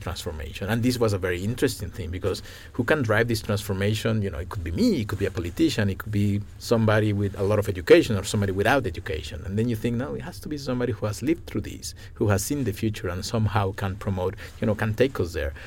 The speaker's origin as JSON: {"language": "English", "country": "Mexico", "moved": "yes", "lives_now": "Ithaca, United States", "said": "I come from Mexico"}